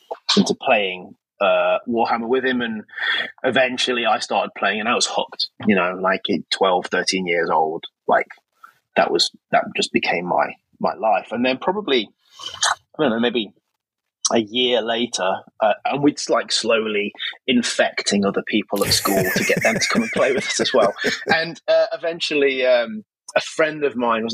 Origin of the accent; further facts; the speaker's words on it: Nottingham, East Midlands, United Kingdom; I'm from Nottingham originally in the UK, which is the home of Games Workshop